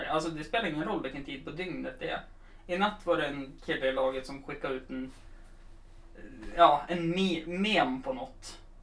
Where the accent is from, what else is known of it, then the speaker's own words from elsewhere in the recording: Östersund, Jämtland, Sweden; vi som kom från Östersund